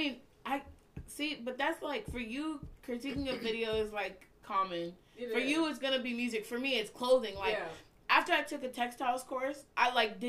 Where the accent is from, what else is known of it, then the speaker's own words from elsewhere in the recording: Alaska, United States; well, I'm a designer from Alaska.